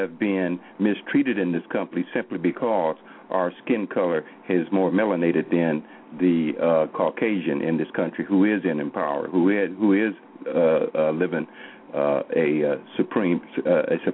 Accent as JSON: {"language": "English", "region": "Oklahoma", "country": "United States", "said": "I'm from Oklahoma here"}